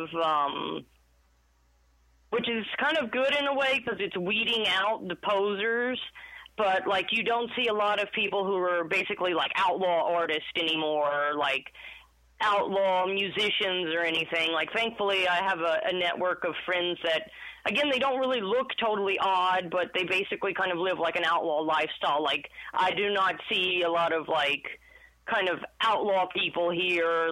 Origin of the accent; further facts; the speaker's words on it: Jennings, Louisiana, United States; moved away as an adult; now in Austin, United States; I was born and raised in Jennings